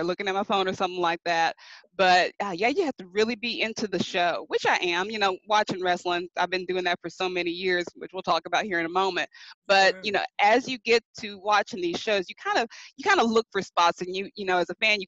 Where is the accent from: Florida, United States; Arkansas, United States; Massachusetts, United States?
Arkansas, United States; I'm from Arkansas